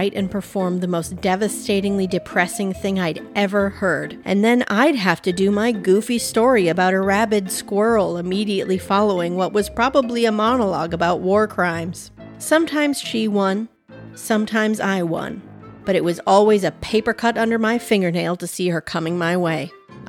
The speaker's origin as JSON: {"language": "English", "town": "Thief River Falls", "region": "Minnesota", "country": "United States", "tie": "born or raised there"}